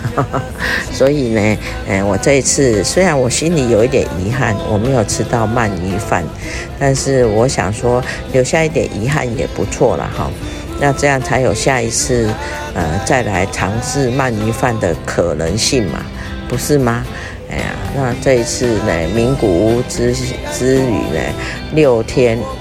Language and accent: Chinese; Taiwan; 我们台湾同胞对日本的经济哈，真的是贡献不少